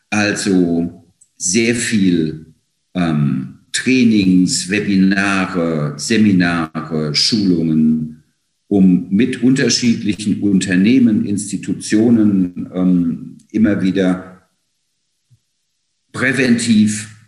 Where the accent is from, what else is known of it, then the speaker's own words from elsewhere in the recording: Mainz, Rhineland-Palatinate, Germany; born there; now in Frankfurt, Germany; ich lebe und arbeite in Frankfurt, bin ein gebürtiger Mainzer und habe in München Kommunikationswissenschaft und Geschichte studiert